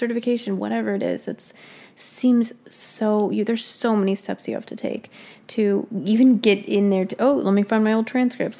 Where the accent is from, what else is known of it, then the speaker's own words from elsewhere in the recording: Prescott, Arizona, United States; I'm from Prescott.